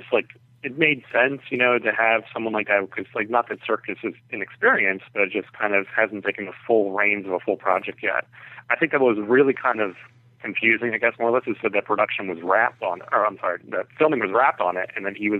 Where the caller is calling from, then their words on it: Pennsylvania, United States; from Pennsylvania.